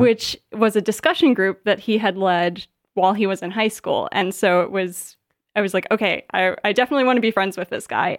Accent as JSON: {"language": "English", "area": "south of Gary", "region": "Indiana", "country": "United States", "tie": "born or raised there", "also_born_or_lived": "Virginia / Washington, D.C.", "moved": "as an adult", "lives_now": "Michigan, United States", "said": "I grew up in Indiana, uh, not too far from here, about four hours away"}